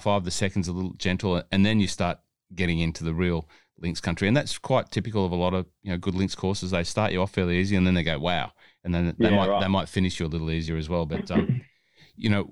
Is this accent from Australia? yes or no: yes; Hunter Valley, New South Wales, Australia; I'm from the Hunter Valley